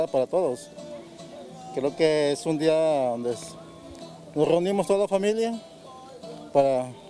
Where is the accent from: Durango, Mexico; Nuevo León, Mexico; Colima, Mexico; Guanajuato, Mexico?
Colima, Mexico; Villa de Álvarez; Somos de Villa Álvarez, Colima